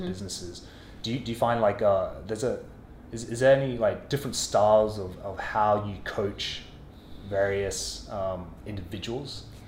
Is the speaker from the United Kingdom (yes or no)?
no; Australia; growing up in Australia, working in corporate offices in Australia